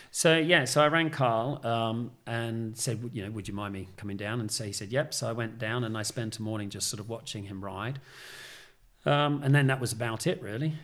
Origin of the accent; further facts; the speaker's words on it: Australia; moved away as an adult; now in United Kingdom; growing up in Australia, you know, where I was, a sort of country town